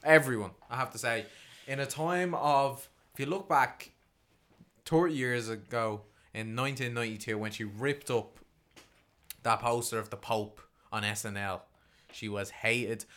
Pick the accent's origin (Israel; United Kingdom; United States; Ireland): Ireland; as an Irish man